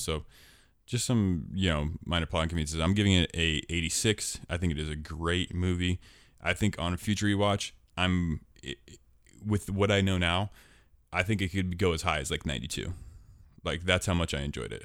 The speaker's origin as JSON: {"language": "English", "town": "Portland", "region": "Oregon", "country": "United States", "tie": "born or raised there", "said": "I was born in Portland. That's my hometown"}